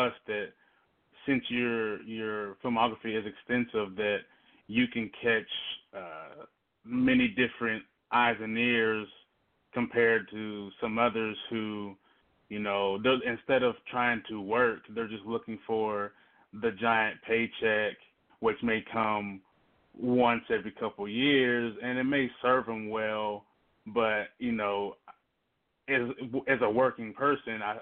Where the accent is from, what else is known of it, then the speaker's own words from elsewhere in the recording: the South, United States; I'm from the South as well